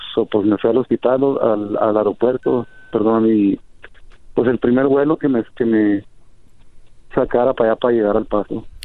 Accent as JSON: {"language": "Spanish", "country": "Mexico", "moved": "yes", "lives_now": "Denver, United States", "said": "muy triste por el odio que hay sobre nosotros los mexicanos"}